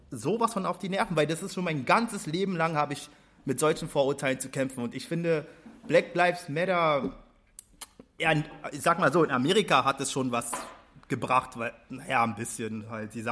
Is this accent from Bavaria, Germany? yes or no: no; Berlin, Germany; Ja, ich komme hier aus dem Wedding.